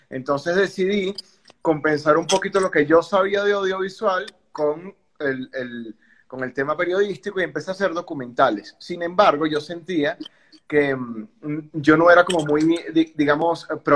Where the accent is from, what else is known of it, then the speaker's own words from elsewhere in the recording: Venezuela; venezolano, 33 años y pico.